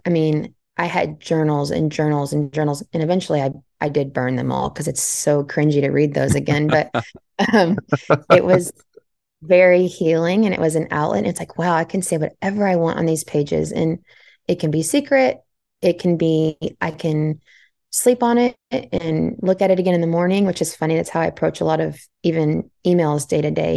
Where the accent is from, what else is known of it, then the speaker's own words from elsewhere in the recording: Central Texas, United States; I was born and raised in Central Texas